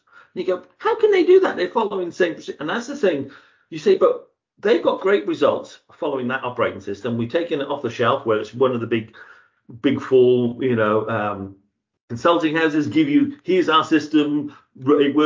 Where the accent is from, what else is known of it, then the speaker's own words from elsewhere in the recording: Zambia; moved away; I was from Zambia